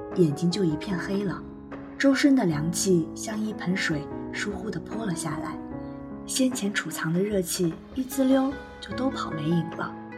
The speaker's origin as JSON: {"language": "Chinese", "region": "Anhui", "country": "China", "said": "虽然我不是一个北方人，但是安徽的话是在中国的中部地区，就像我们那里去年还是下了一场非常大的雪"}